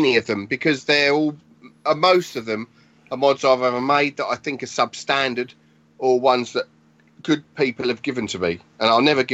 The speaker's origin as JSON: {"language": "English", "town": "Tonbridge", "region": "South East England", "country": "United Kingdom", "tie": "born or raised there", "said": "I grew up around Tunbridge, which is in southeast of England, Kent."}